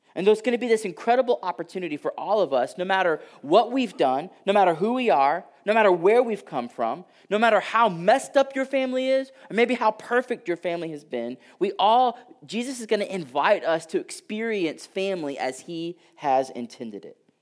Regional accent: Houston, Texas, United States; I grew up in Houston and, uh, like, I can say this 'cause I'm from there

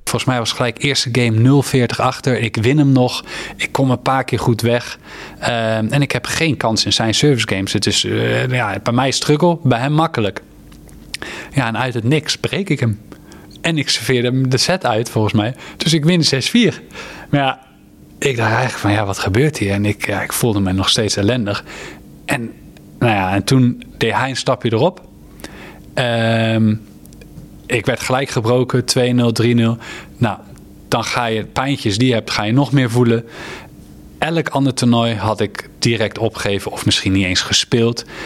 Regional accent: Netherlands; als Nederlander

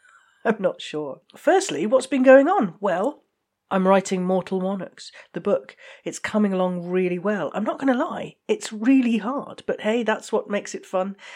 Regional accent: United Kingdom; I, I'm just British

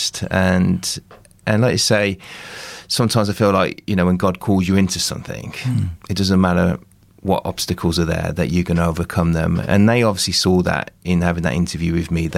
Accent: Walsall, West Midlands, United Kingdom; now in Dorset, United Kingdom; my hometown in Walsall Community Church

